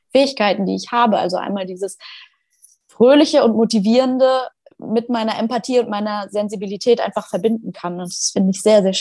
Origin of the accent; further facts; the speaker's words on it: Schleswig-Holstein, Germany; Ich bin 26, ich komme aus Schleswig-Holstein.